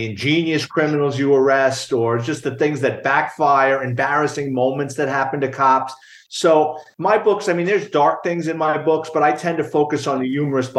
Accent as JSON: {"language": "English", "town": "New York City", "region": "New York", "country": "United States", "tie": "born or raised there", "said": "Well, I'm born and raised in New York City, a lower middle class family, grew up in the Bronx."}